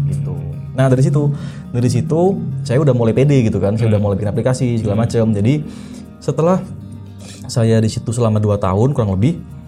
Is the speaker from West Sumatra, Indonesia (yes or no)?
no; Malang, East Java, Indonesia; also born or lived in Blitar; Malang itu uh, eh, hometown saya, mm -hmm. saya lahir di Malang